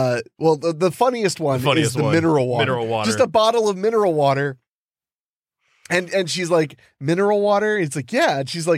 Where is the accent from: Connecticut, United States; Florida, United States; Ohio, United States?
Ohio, United States; Look, I'm from Ohio. We have cities. We have big cities.